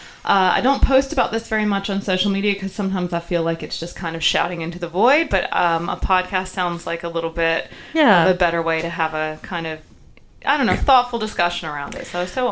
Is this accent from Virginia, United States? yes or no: no; South Carolina, United States; moved away as an adult; now in Newcastle, Australia; where I grew up, South Carolina was unquestionably a southern state.